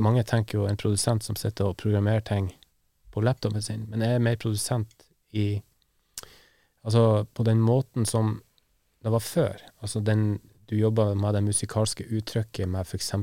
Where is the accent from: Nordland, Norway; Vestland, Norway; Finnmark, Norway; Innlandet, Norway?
Nordland, Norway; Værøy; moved away; heimplassen min, Værøy i Lofoten